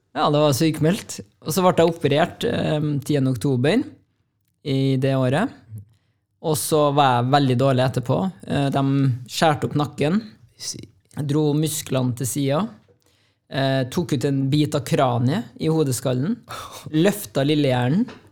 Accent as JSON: {"language": "Norwegian", "town": "Trondheim", "region": "Trøndelag", "country": "Norway", "tie": "born or raised there", "said": "Jeg er jo fra Ranheim. Og kom meg gjennom eh, den oppveksten"}